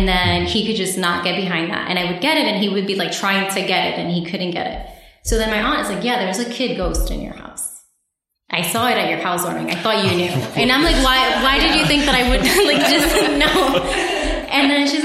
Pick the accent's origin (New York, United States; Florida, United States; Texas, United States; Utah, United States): New York, United States; New York City; also born or lived in Bronx / Queens; I'm a born and raised New Yorker. I was born in Harlem, and I lived there until I was 27